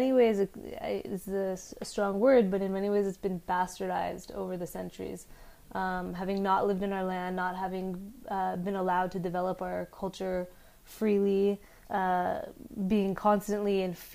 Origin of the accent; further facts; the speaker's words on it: California, United States; I was born and raised in California, and I went to UC Berkeley for college